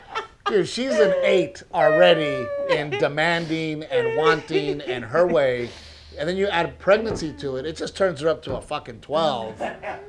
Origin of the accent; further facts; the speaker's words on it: South Texas, United States; growing up in South Texas, we had family and friends